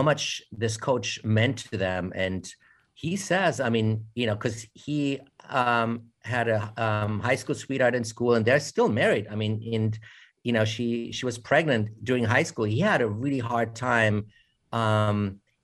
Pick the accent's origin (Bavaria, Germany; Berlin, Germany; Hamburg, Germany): Bavaria, Germany; Munich; moved away as an adult; now in United States; I'm from Germany originally, although I was born in America, raised in Germany, and then came back to study at the American Film Institute